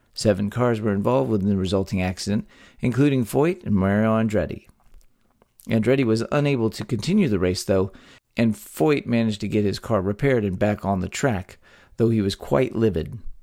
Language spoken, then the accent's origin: English; Texas, United States; born or raised there